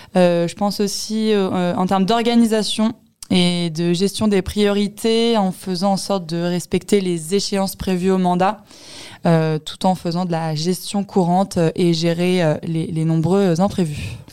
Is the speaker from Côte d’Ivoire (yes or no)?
no; Sainte-Geneviève-des-Bois, Île-de-France, France; j'ai grandi en région parisienne, dans l'Essonne et plus précisément dans la ville de Sainte-Geneviève-des-Bois